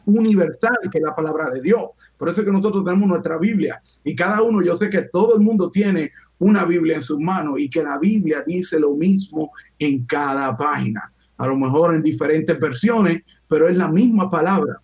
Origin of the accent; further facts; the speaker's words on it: Dominican Republic; now in United States; yo vengo de República Dominicana